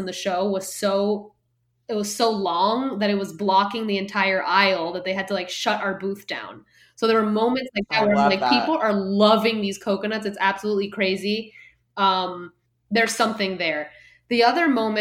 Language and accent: English; Guatemala; moved away as an adult; also born or lived in Miami / Boston; I grew up in Guatemala and I went to school in Boston